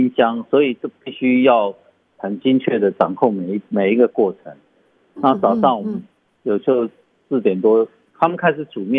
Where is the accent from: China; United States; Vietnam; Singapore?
China; Sichuan; now in Taitung, Taiwan; 我们四川人叫做熟油辣椒，就是辣椒粉，然后加上花椒粉等等